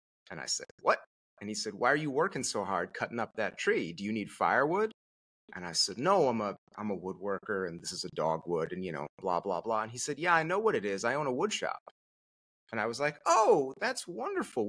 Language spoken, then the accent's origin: English; Connecticut, United States; moved away as an adult; also born or lived in Merced, California; I'm from Connecticut originally